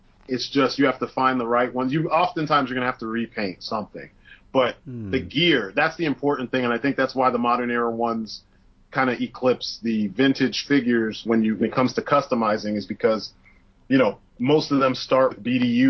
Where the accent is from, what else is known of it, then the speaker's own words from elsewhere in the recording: Brooklyn, New York, United States; I grew up in Brooklyn, and I don't have the accent like thick like you see on television.